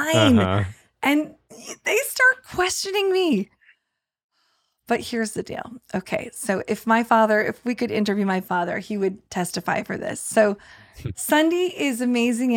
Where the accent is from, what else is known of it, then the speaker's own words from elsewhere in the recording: New York, United States; moved away; also born or lived in Texas; I'm from New York. I was just living in Texas